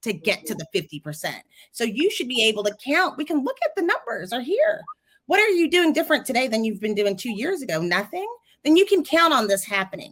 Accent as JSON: {"language": "English", "region": "Texas", "country": "United States", "said": "I'm from Texas"}